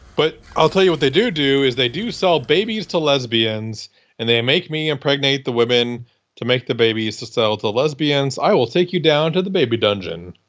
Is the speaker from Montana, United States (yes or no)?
no; Iowa, United States; I'm from Iowa